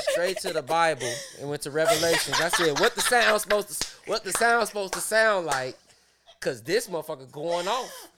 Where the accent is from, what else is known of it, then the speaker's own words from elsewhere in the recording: Chicago, Illinois, United States; I grew up in that whole area